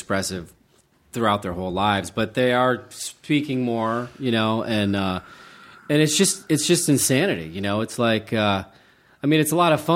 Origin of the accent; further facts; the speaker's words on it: Charleston, West Virginia, United States; moved away; I grew up in Charleston, West Virginia, which is a great freaking city